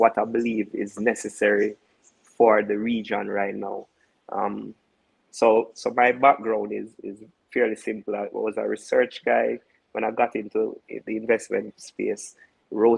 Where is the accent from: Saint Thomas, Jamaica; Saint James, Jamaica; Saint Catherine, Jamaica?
Saint Catherine, Jamaica; Portmore; Mothers is a brand that I grew up on. I'm from Portmore.